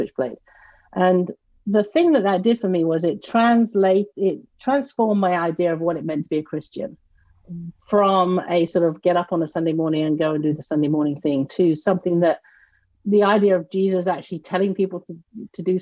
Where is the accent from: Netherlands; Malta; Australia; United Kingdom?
United Kingdom; near Canterbury, Kent, South East England; moved away as an adult; also born or lived in Massachusetts; now in North Carolina, United States; I grew up in the southeast of the United Kingdom in a town close to Canterbury, Kent